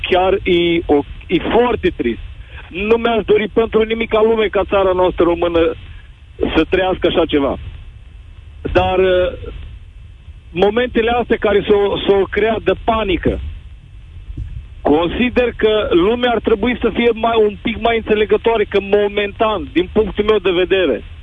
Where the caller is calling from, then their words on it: Norway; momentan vă sunt din Norvegia, țară unde momentan și locuiesc și sunt într-adevăr cu toată familia aici.